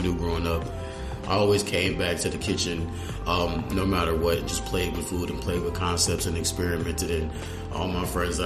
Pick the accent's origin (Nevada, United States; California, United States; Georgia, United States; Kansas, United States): Kansas, United States; Kansas City; now in Twin Cities, United States; I'm originally from Kansas City. Kansas, not Kansas City, Missouri.